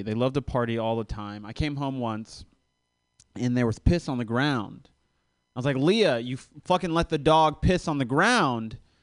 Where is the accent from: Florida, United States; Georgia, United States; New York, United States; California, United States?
Florida, United States; now in Los Angeles, United States; I am visiting from Los Angeles. Uh, I'm not from LA though. I, I'm from Florida